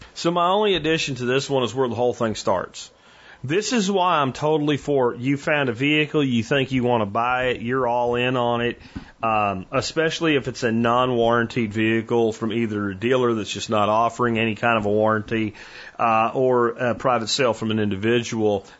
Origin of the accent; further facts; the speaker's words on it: Northeast, United States; moved away; also born or lived in Pennsylvania; growing up in the Northeast